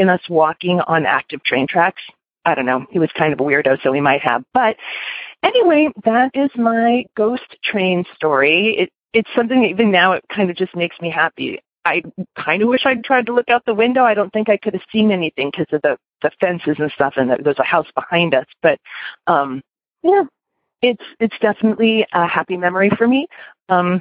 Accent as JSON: {"language": "English", "town": "Los Angeles", "region": "California", "country": "United States", "tie": "born or raised there", "said": "I grew up in Los Angeles in this sort of little unincorporated area kind of tucked in near Playa del Rey"}